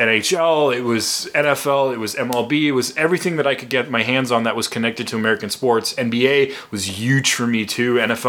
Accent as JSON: {"language": "English", "region": "Berlin", "country": "Germany", "tie": "born or raised there", "also_born_or_lived": "Chicago, United States / Sioux City, United States", "second_language": "English", "moved": "as an adult", "lives_now": "United States", "said": "I'm originally from Germany. I was born and raised in Germany. My family's still there. My sister's still there. So I have a German passport. I'm fully German."}